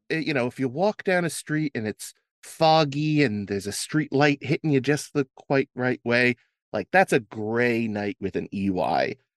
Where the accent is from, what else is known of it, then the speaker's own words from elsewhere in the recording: New Jersey, United States; I'm from New Jersey